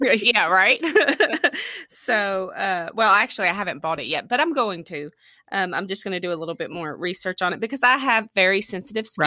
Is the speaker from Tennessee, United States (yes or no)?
yes; Tennessee, United States; now in Allen County, United States; I grew up in Tennessee and moved here in two thousand six.